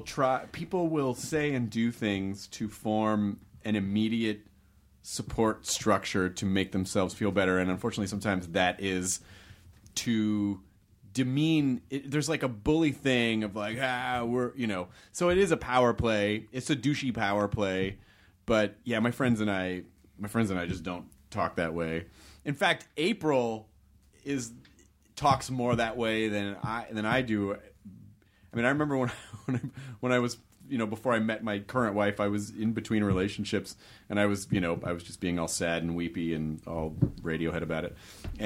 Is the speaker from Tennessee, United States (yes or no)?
yes; Tennessee, United States; and I grew up in the South too, which was very counter culture for the immediate culture that I was around. Not to be disparaging against Tennessee